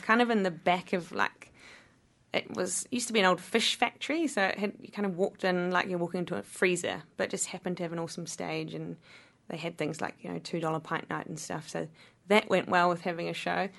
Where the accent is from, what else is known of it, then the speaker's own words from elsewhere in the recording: Wanaka, Otago, New Zealand; Wanaka is my hometown